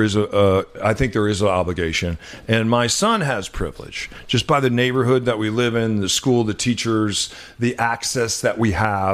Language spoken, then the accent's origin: English; New Mexico, United States; moved away; also born or lived in Los Angeles / Oakland; we grew up in New Mexico, minority. When I lived in Los Angeles, in South Central Los Angeles, minority. When you and I lived in Oakland, because we couldn't afford to live in San Francisco, we were certainly minorities there.